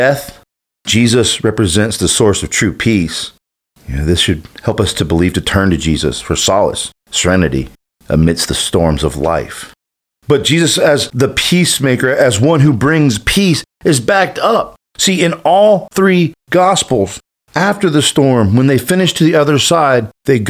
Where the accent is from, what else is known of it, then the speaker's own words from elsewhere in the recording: Panama City Beach, Florida, United States; I grew up in Panama City Beach